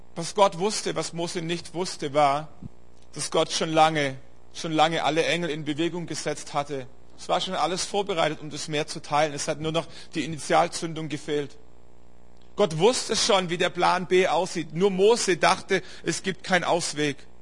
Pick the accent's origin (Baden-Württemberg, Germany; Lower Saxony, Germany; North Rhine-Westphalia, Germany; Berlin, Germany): Baden-Württemberg, Germany; Stuttgart area; eine Strecke über Stuttgart und so, das ist so meine Heimat, da komme ich her